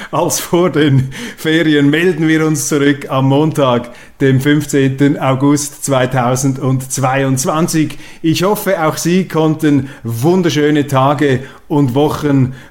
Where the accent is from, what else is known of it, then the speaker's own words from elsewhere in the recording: Zurich, Switzerland; Und äh, als Zürcher beneide ich die Luzerner.